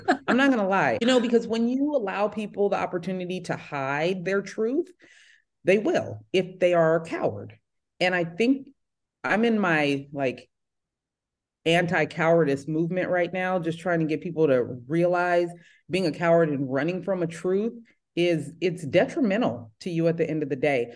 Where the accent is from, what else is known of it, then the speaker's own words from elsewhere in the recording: San Jose, California, United States; now in Redondo Beach, United States; I'm born and raised in San Jose, California, and now that's the Silicon Valley.